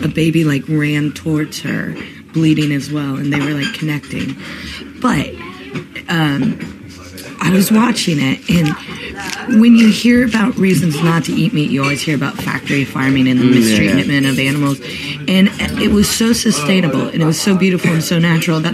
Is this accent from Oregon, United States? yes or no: no; Ohio, United States; I grew up in Ohio